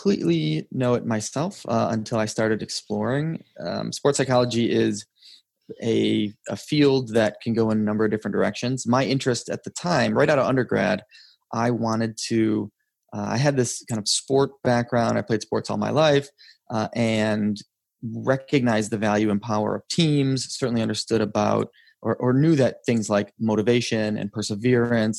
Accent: Detroit, Michigan, United States; I was born in Metro Detroit. I currently live in the city that I was born and raised in. I grew up in a suburb

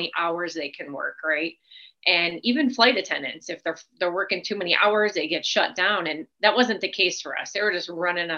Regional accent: Chicago, Illinois, United States; now in Arizona, United States; my city where I grew up in Chicago

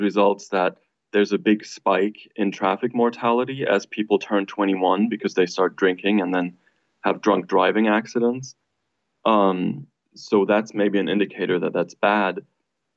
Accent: Germany; now in United States; I'm from Germany

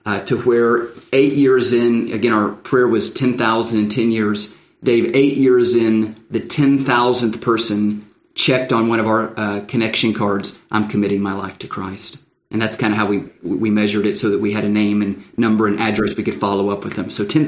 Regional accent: Lubbock, Texas, United States; to go back home, to my hometown, which was Lubbock out in West Texas.

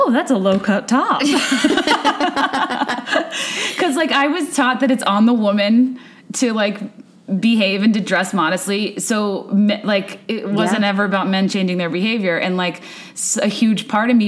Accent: Virginia, United States; moved away as an adult; also born or lived in New York; now in Chicago, United States; I grew up in Virginia.

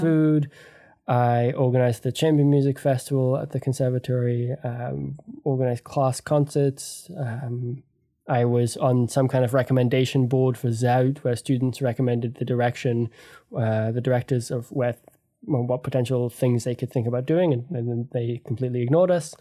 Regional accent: Canada; my, uh, parents are English and Australian, but I grew up in Canada

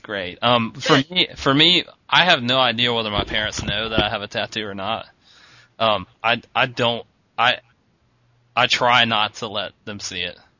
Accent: East Coast, United States; we're from the East Coast and our surf comes from hurricanes a lot

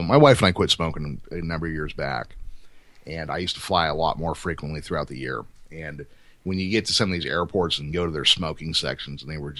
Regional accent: California, United States; also born or lived in Santa Cruz; we're from California and it's been like that for us since the 90s.

